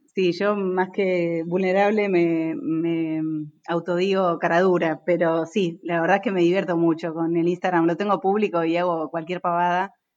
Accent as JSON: {"language": "Spanish", "town": "Concepción del Uruguay", "region": "Entre Ríos", "country": "Argentina", "tie": "born or raised there", "moved": "as an adult", "lives_now": "Buenos Aires, Argentina", "said": "yo soy de Concepción del Uruguay, Entre Ríos"}